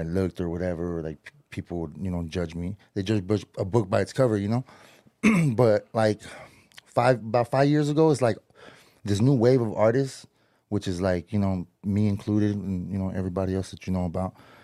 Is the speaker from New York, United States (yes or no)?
no; Hawthorne, California, United States; I'm from Hawthorne, California.